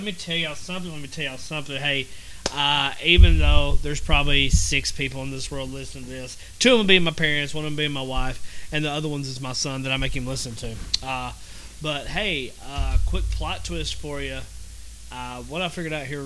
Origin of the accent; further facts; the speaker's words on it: the South, United States; I'm from the South